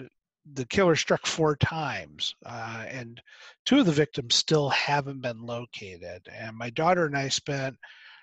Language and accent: English; Michigan, United States; moved away; also born or lived in Virginia; My son lives in Michigan, which is where I was raised. I was born in Virginia, but raised there